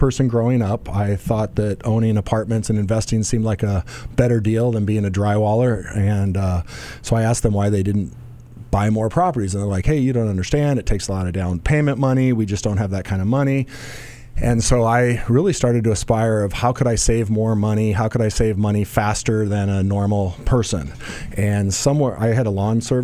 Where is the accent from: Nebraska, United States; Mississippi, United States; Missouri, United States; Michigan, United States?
Nebraska, United States; Omaha; I was born and raised in Omaha, Nebraska